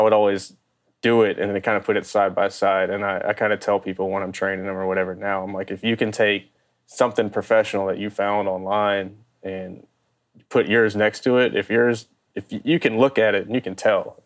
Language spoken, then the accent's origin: English; Baton Rouge, Louisiana, United States; I grew up in Baton Rouge